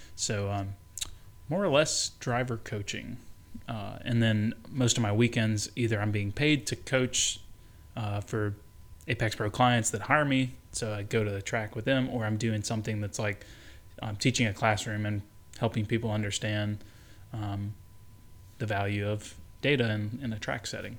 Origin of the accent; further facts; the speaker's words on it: Birmingham, Alabama, United States; I grew up in Birmingham, Alabama